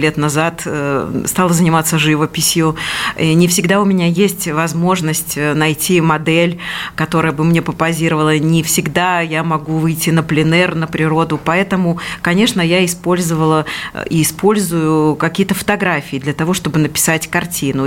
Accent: Belarus; moved away as an adult; now in Moscow Oblast, Russia; я, например, родилась и провела всю свое детство и юность до поступления в институт в этом маленьком городе, и поэтому он мне дорог

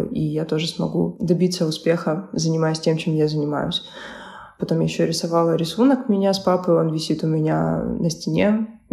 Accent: Ukraine; Я переехала сюда из Украины и начала

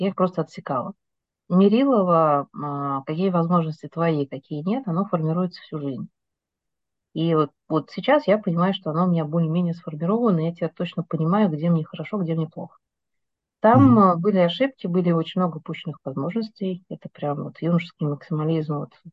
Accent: Novocheboksarsk, Chuvash Republic, Russia; moved away as an adult; now in Moscow, Russia; Я из э, города, который все путают, как он пишется, из Новочебоксарска, Чувашской республики

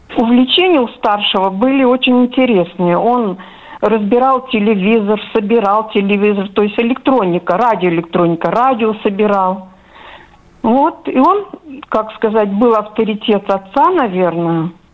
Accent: Bashkortostan, Russia; moved away as an adult; also born or lived in Ufa; now in Moscow, Russia; Вот мы жили Башкирии. Башкирия – это нефтяной район. У нас было четверо детей.

